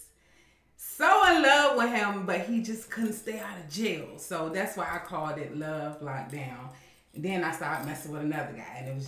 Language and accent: English; Emporia, Virginia, United States; I'm from Emporia, Virginia, born and raised